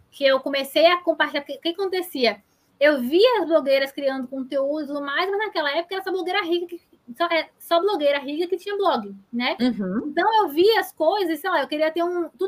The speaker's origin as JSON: {"language": "Portuguese", "town": "Salvador", "region": "Bahia", "country": "Brazil", "said": "porque eu sou de Salvador."}